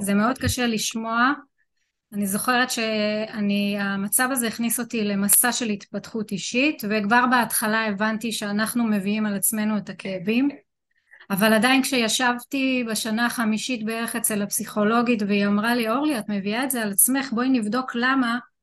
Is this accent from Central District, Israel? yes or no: yes; Rishon LeZion, Central District, Israel; אני אה, מראשון לציון.